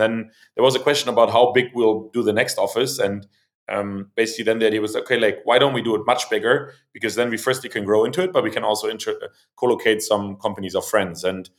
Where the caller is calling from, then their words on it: Berlin, Germany; I'm calling in from Berlin.